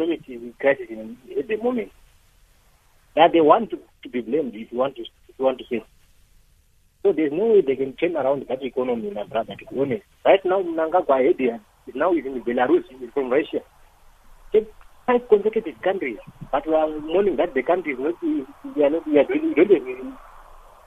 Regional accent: Zimbabwe; I'm from Zimbabwe as well

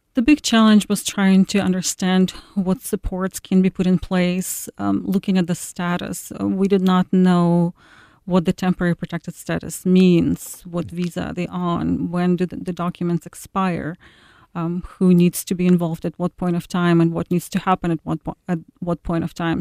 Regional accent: Ukraine; now in Iowa, United States; One of the girls is from my hometown

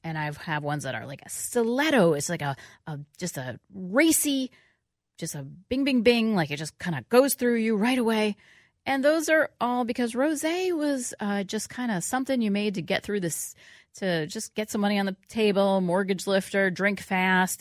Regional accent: New York City, New York, United States; moved away; I grew up in New York City.

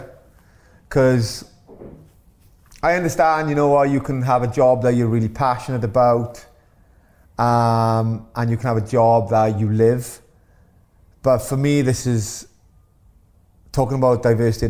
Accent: Wales, United Kingdom; being born Welsh

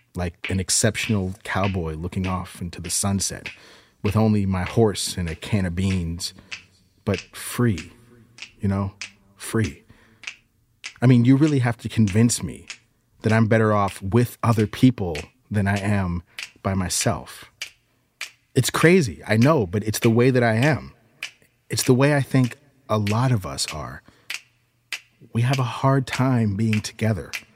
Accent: United States; I'm an American

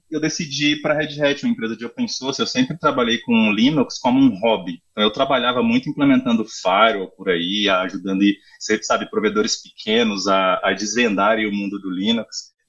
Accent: Brasília, Federal District, Brazil; Bom, é, eu sou de Brasília, atendo a América Latina já tem um tempo

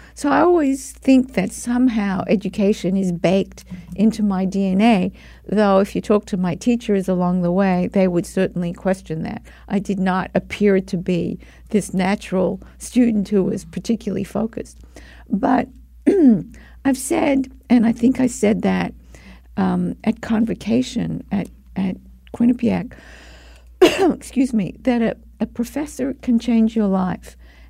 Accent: Melbourne, Victoria, Australia; I grew up in Melbourne, Australia

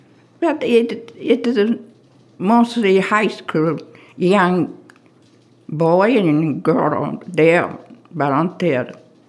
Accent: Kyoto, Japan; born or raised there; English is a second language; moved away

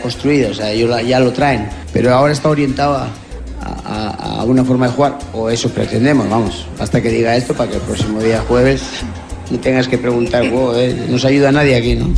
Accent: Barranquilla, Atlántico, Colombia; yo que soy barranquillero

